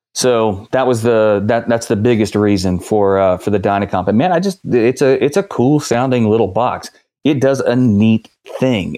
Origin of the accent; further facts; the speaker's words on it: West Virginia, United States; moved away; I grew up actually in West Virginia, about a hundred miles southeast of you guys